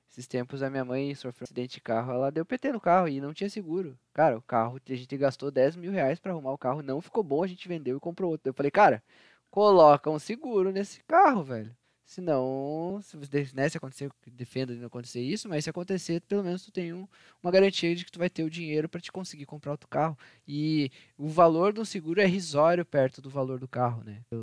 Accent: Rio Grande do Sul, Brazil; moved away; Assim como eu, que eu saí do Rio Grande do Sul.

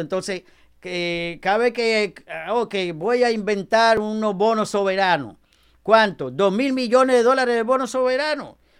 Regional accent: Dominican Republic; now in United States

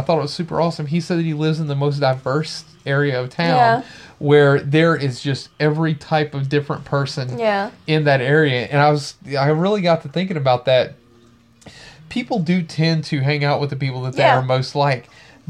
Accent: Baton Rouge, Louisiana, United States; I'm from Baton Rouge.

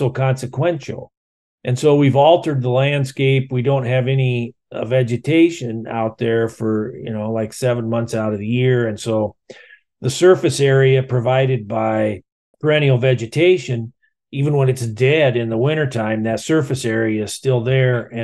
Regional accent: Iowa, United States; I grew up in Iowa

